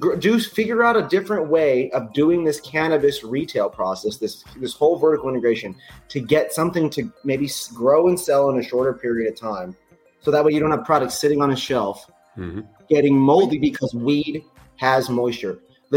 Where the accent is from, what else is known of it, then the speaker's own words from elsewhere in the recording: Renton, Washington, United States; now in Los Angeles, United States; I'm not from Washington State. I grew up there, lived there, became who I am there. I am from Renton, Kent area.